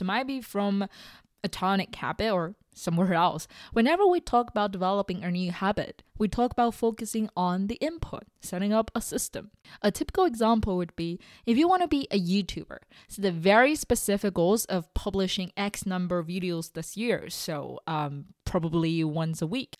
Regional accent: China; moved away; going back to my home country, eating together with my parents, watching all the old T V shows, traveling in Beijing with them

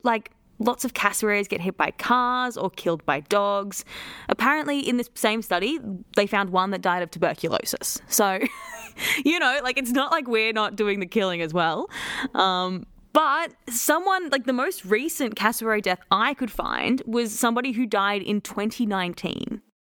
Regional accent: Queensland, Australia; as a Queenslander

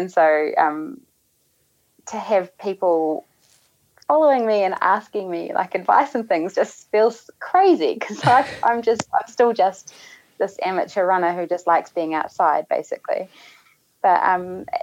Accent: New Zealand; being a Kiwi

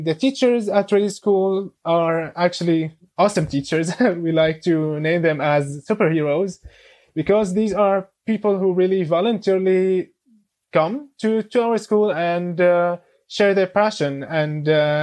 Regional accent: Damascus, Damascus Governorate, Syria; now in Berlin, Germany; I'm originally from Syria, from Damascus. I came to Germany in 2013 together with my family

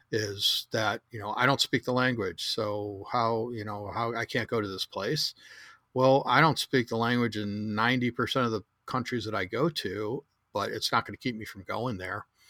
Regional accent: Chicago, Illinois, United States; moved away; also born or lived in Southern California; I grew up in the restaurant industry, the third generation restaurateur in Chicago

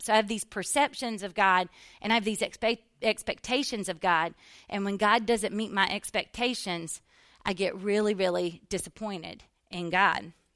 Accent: the South, United States; growing up in the South in church

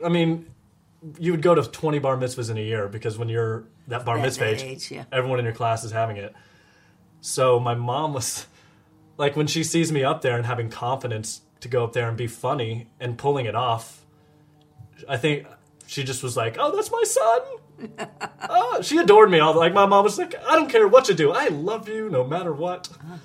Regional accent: Nashville, Tennessee, United States; moved away as an adult; also born or lived in Georgia / Dallas; I grew up in Nashville

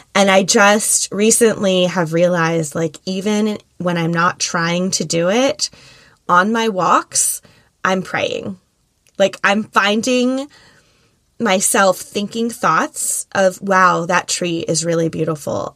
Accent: Philadelphia, Pennsylvania, United States; moved away as an adult; now in South Florida, United States; we're from Philly

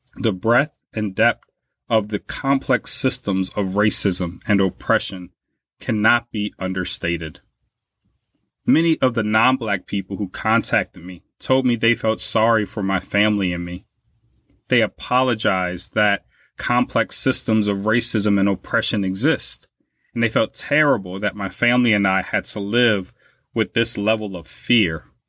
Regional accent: Louisiana, United States; now in Buffalo, United States; in my home state of Louisiana

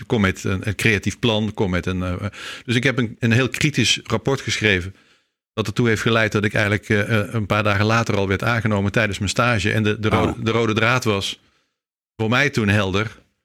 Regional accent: Leut, Flanders, Belgium; moved away; ik ben een Nederlander die in eh, België geboren is. Dus ik ben een, een Vlaming met een Nederlands paspoort

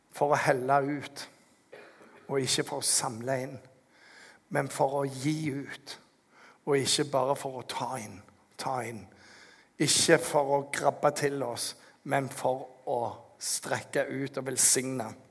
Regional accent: Norway; som en nordmann som har litt mer penger enn ingenting

